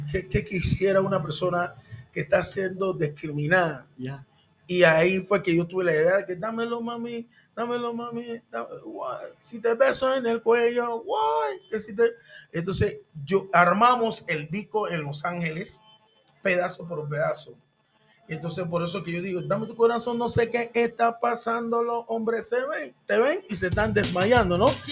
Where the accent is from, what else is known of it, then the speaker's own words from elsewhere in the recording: Panama; first language English; Spanish is a second language; yo soy de, de ahí mismo de Panamá, pero yo era de la parte donde estaban los gringos, de la ex zona del canal.